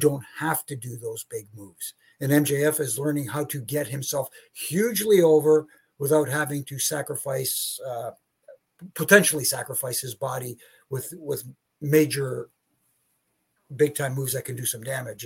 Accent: Toronto, Ontario, Canada; here in Toronto, my hometown

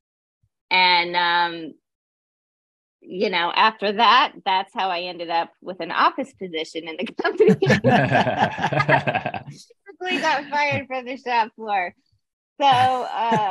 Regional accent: Loveland, Colorado, United States; moved away as an adult; also born or lived in California; now in Virgin Islands; I'm from Loveland, Colorado, a Colorado native. We don't have many of those anymore. But I grew up in Loveland.

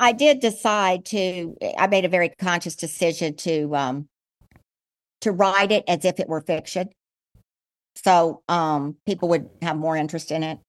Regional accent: El Paso, Texas, United States; also born or lived in San Antonio / Ole Miss (Mississippi); I was born in El Paso, so I'm a Texan

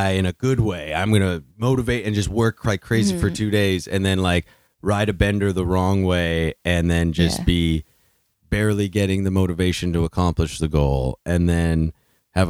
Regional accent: Thunder Bay, Ontario, Canada; moved away; also born or lived in Toronto area; growing up, I grew up in Thunder Bay.

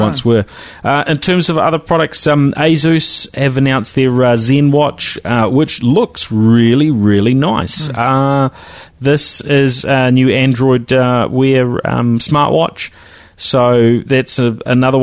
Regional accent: New Zealand; accent: Kiwi; my Kiwi accent

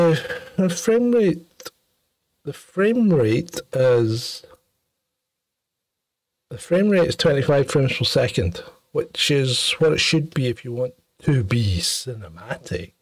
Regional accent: Ayr, Scotland, United Kingdom; the county of Ayr, my hometown

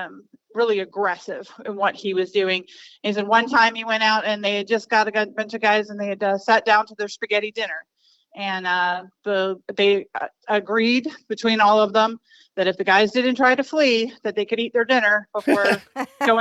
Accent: Maryland, United States; moved away as an adult; also born or lived in Las Vegas, Nevada; now in South Carolina Lowcountry, United States; I'm originally from Maryland, outside of D.C.

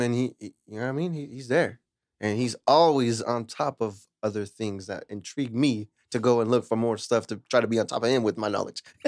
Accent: Lemoore, California, United States; moved away as an adult; also born or lived in Hanford; now in Huron, United States; I'm originally from Lamore. I grew up in Lamore till I was eighteen, and then I moved to here and I live with my mama

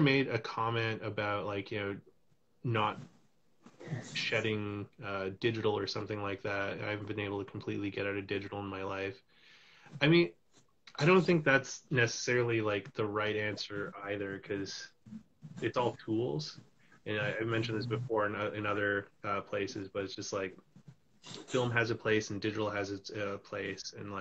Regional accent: West Coast, Canada; now in Toronto, Canada; I'm in Toronto right now, but I'm originally from the West Coast, and all my family's out there.

